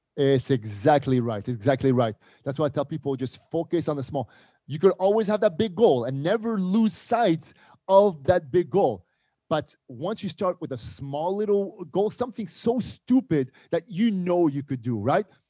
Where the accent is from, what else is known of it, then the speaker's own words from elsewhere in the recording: Montreal, Quebec, Canada; moved away; also born or lived in Casablanca, Morocco; We moved to Montreal, Canada, uh, Montreal, Quebec. And this is where, you know, I grew up.